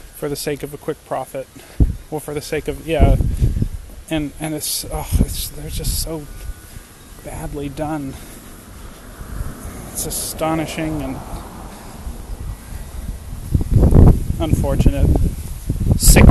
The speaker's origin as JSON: {"language": "English", "region": "New England", "country": "United States", "tie": "born or raised there", "said": "I grew up in New England"}